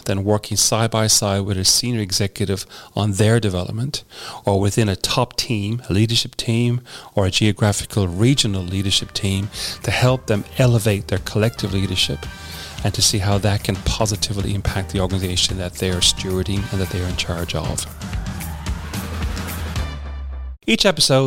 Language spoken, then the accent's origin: English; Ireland; moved away as an adult; now in Australia; I grew up in Ireland.